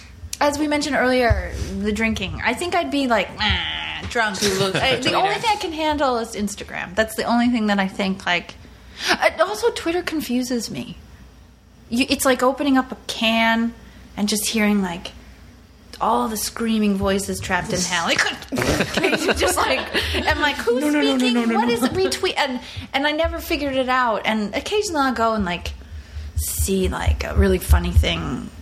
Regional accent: New York, United States; Because I grew up on Long Island.

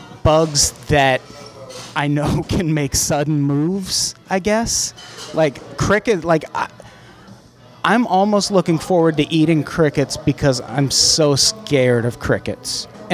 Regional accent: Peoria, Illinois, United States; In Peoria, Illinois.

